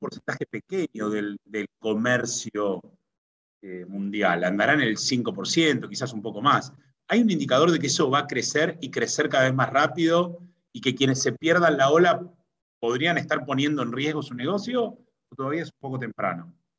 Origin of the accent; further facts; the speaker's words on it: Argentina; soy argentino por mi forma de hablar